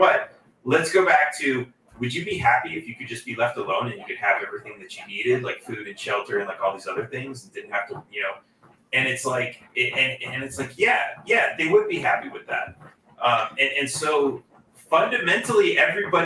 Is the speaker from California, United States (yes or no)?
yes; California, United States; now in Texas, United States; growing up in California